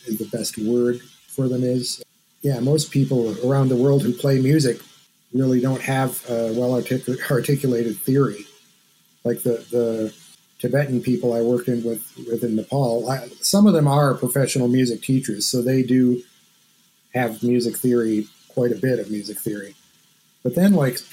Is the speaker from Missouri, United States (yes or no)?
no; Southwest Michigan, United States; I grew up in Southwest Michigan, which is a very I guess Appalachian part of Michigan